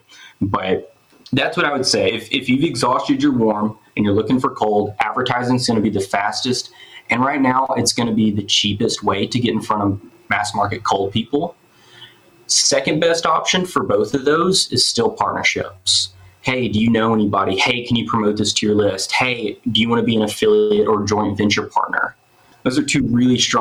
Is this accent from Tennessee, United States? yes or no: yes; Memphis, Tennessee, United States; moved away; I'm from Memphis originally